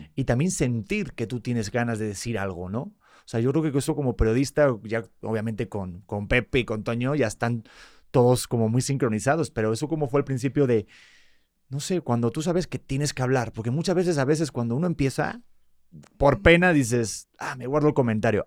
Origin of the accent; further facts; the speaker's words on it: Madrid, Community of Madrid, Spain; nací en Madrid, nací en España